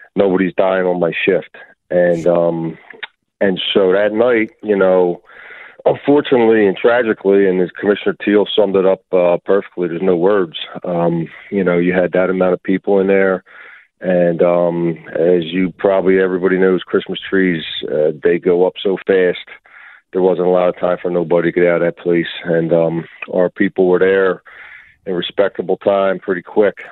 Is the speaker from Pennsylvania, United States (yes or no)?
yes; Philadelphia, Pennsylvania, United States; I grew up in Kensington and and and down in um Juniata